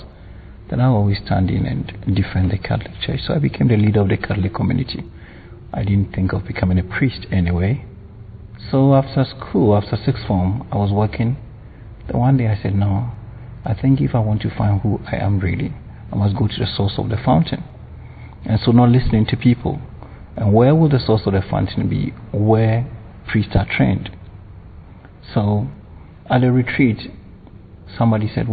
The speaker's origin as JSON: {"language": "English", "country": "Ghana", "tie": "born or raised there", "said": "I was born in Ghana"}